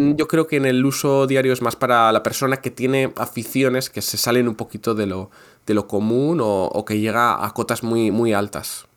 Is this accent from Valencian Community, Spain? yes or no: no; Basque Country, Spain; Yo soy del País Vasco.